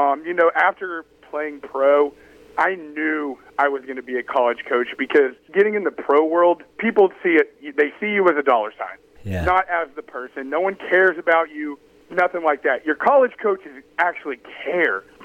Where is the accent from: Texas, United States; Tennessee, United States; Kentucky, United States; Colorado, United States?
Texas, United States; Dallas; moved away; I'm from Dallas